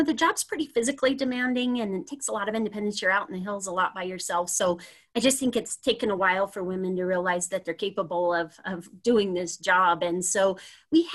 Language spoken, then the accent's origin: English; Sparks, Nevada, United States; also born or lived in Laramie, Wyoming; I was from the Sparks area.